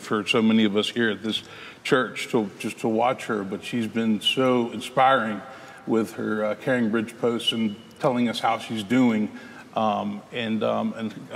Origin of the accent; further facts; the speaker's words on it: Memphis, Tennessee, United States; I grew up in Memphis.